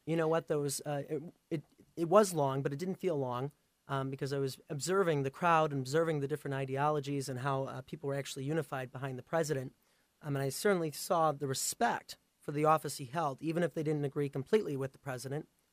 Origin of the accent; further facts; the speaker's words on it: Pleasant Prairie, Wisconsin, United States; also born or lived in Ukraine; I was adopted from Ukraine. Um, so I grew up in Pleasant Prairie here in Wisconsin